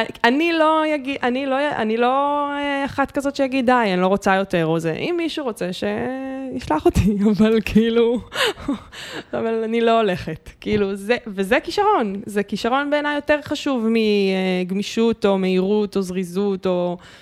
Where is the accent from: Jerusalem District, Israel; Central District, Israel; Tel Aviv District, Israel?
Tel Aviv District, Israel; Bat Yam; אני ילדה בת ימית שהלכה לים בלי נעליים